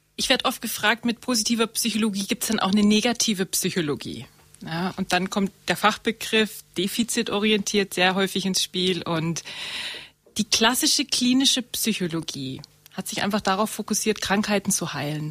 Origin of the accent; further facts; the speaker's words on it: Murnau, Bavaria, Germany; also born or lived in Munich; Ich komme aus Murnau.